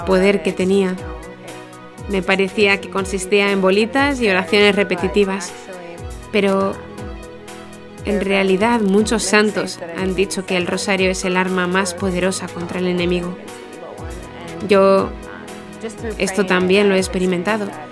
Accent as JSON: {"language": "Spanish", "town": "Blaine", "region": "Minnesota", "country": "United States", "moved": "as an adult", "lives_now": "Derry, United Kingdom", "said": "soy de Blaine, Minnesota."}